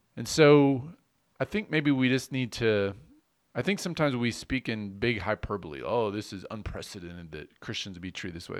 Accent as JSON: {"language": "English", "country": "United States", "said": "as an American citizen"}